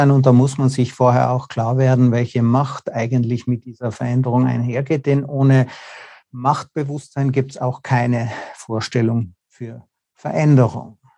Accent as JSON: {"language": "German", "country": "Austria", "said": "Also ich bin ja auch Österreicher, wir kommen nicht mal rein."}